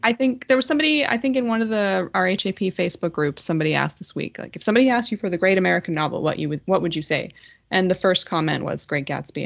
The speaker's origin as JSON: {"language": "English", "town": "Ottawa", "region": "Ontario", "country": "Canada", "tie": "born or raised there", "said": "my hometown girl"}